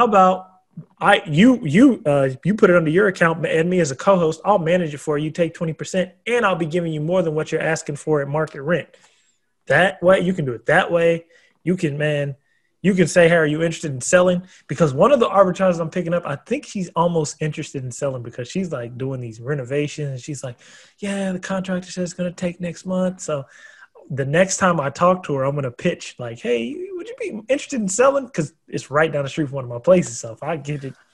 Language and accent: English; United States; now in Texas, United States; I'm from Oregon and Washington